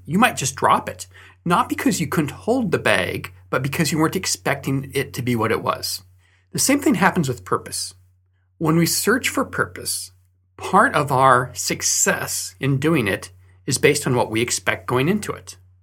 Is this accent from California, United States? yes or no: yes; Fresno, California, United States; moved away; So I grew up in Fresno, California, and there, during winter, they have a lot of fog.